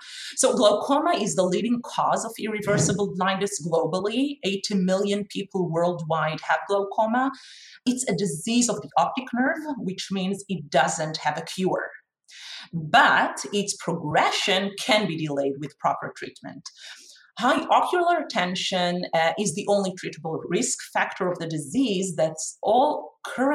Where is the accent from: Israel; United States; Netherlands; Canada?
Israel; English is a second language; I was born and raised in Israel.